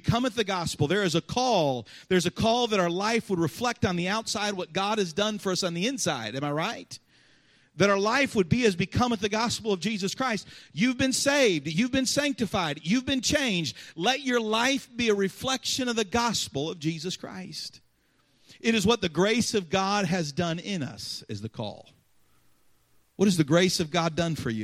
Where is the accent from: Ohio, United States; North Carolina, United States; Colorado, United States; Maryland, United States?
Ohio, United States; Cincinnati; moved away; I grew up in Cincinnati